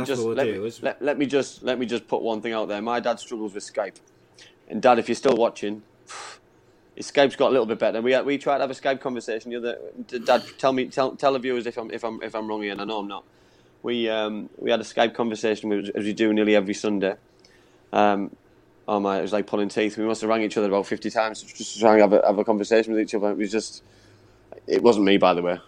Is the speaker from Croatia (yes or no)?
no; England, United Kingdom; myself being English